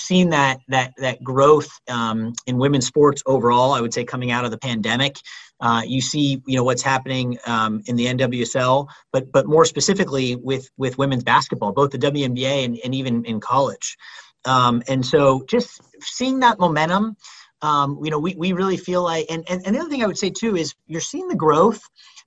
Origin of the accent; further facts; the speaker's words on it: the Bay Area, California, United States; I grew up in the Bay, you know, going to Warriors games